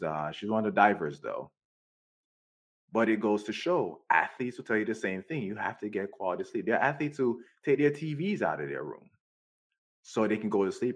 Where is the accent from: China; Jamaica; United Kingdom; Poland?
Jamaica; moved away; I grew up in Jamaica